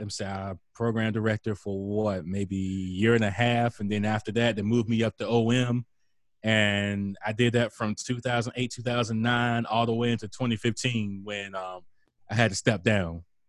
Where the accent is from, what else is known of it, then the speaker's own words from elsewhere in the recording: Northeastern North Carolina, United States; I'm from Northeastern North Carolina. All my media come from Virginia.